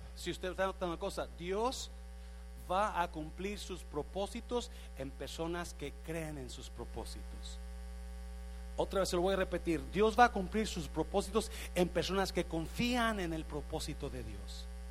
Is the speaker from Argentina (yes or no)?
no; Mexico; moved away as an adult; cuando llegué de México en los ochentas ah, me inscribí en el colegio ahí en el centro, Central, Central College y me inscribí para tomar clases de inglés